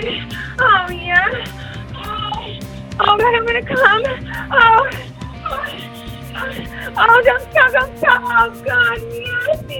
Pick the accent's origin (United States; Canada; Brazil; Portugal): United States; Midwest; I'm from the Midwest